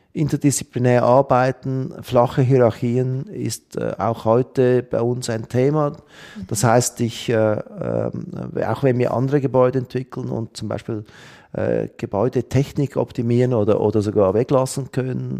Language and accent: German; Switzerland; bei uns in der Schweiz